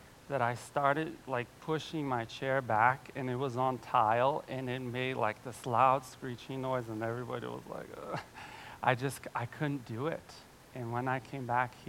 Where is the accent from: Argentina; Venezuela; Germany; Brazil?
Brazil; now in Cincinnati, United States; I'm from Brazil, my whole family's there